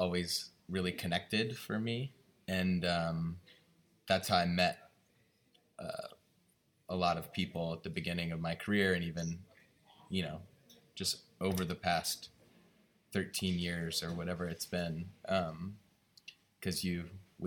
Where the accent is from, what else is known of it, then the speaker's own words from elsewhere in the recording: California, United States; moved away as an adult; also born or lived in New York; now in Italy; I wasn't born in California, but I grew up in California